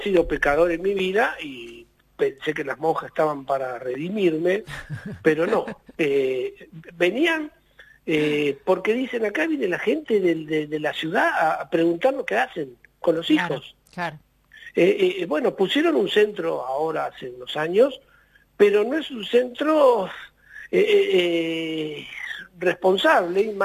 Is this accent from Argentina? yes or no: yes; Argentina; nosotros somos Argentina